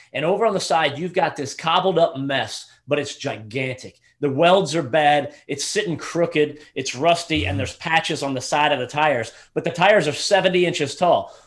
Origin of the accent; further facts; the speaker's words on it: Southeastern United States, United States; as a teenager growing up in the Southeastern United States